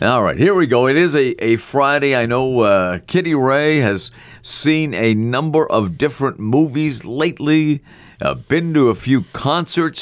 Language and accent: English; Scotland, United Kingdom; I'm Scottish